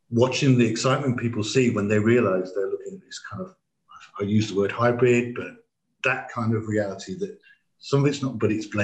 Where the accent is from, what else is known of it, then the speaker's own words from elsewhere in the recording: England, United Kingdom; we didn't speak anything but English being English